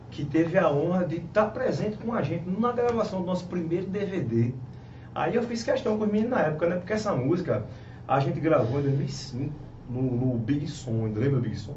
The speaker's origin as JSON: {"language": "Portuguese", "town": "Timbaúba", "region": "Pernambuco", "country": "Brazil", "tie": "born or raised there", "said": "Casa certa é Timbaúba, minha cidade natal, nasci lá."}